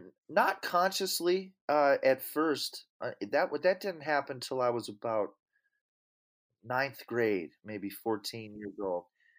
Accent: Worcester, Massachusetts, United States; born there; I was born in 1967 in Worcester, Mass. I didn't grow up there

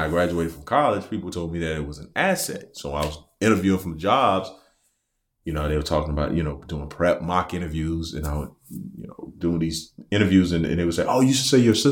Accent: Camden, South Carolina, United States; I'm from Camden, South Carolina.

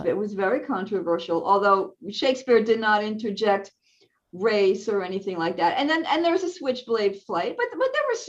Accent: outside New York City, United States; I grew up outside New York City.

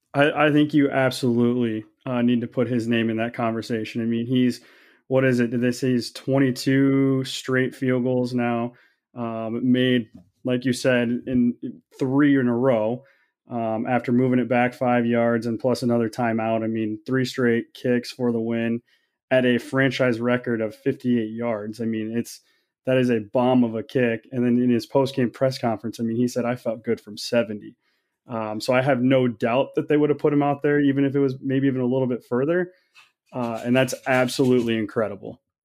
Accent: Kansas City, United States; now in Waterloo, United States; I live in Waterloo, Iowa. I'm um, originally from Kansas City area.

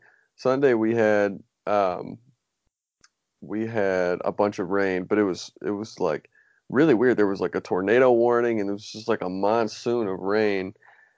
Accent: Michigan, United States; I'm from Michigan.

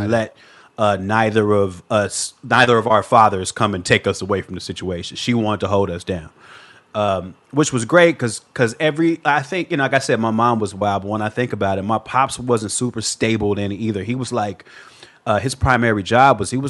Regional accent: Chicago, Illinois, United States; now in Los Angeles, United States; Born and raised in Chicago

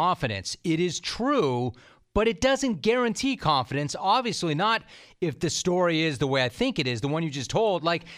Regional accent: the San Fernando Valley, California, United States; I grew up in the Valley

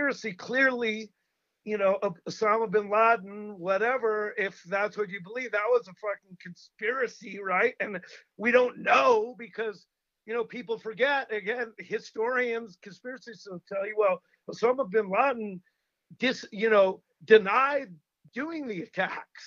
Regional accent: United States

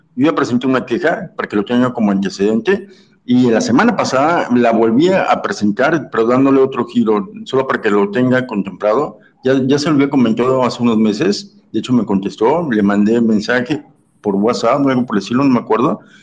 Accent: Cancún, Quintana Roo, Mexico; Yo soy de Cancún

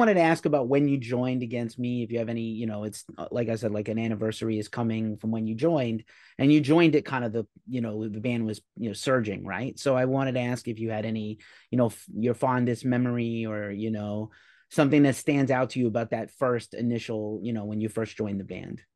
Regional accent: New York, United States; now in California, United States; I'm from New York originally, so, and I'm, I live in California now

